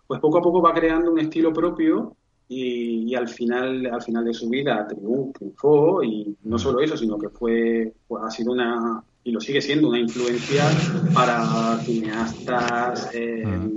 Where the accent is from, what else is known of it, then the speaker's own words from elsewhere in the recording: Seville, Andalusia, Spain; yo soy de Sevilla